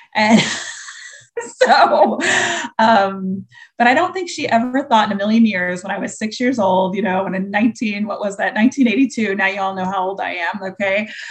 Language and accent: English; Indiana, United States; now in Florida, United States; we were really blessed growing up in Indiana